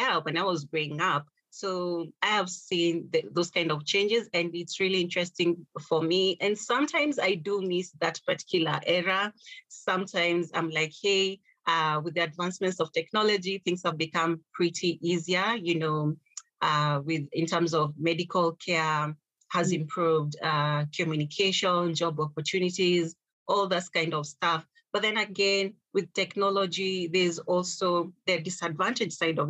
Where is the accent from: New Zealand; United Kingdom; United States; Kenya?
Kenya; growing up in Kenya